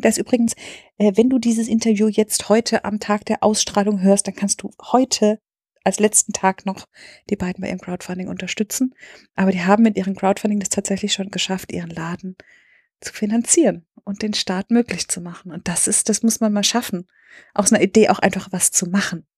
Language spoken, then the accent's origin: German; Speyer, Rhineland-Palatinate, Germany; Und heute sind wir in Speyer, meiner Geburtsstadt. Da bin ich geboren und aufgewachsen.